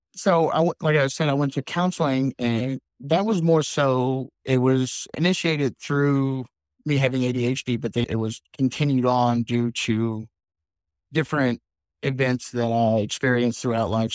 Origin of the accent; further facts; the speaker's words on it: Louisville, Kentucky, United States; moved away; I grew up in Louisville, Kentucky, but I lived quite a few different places.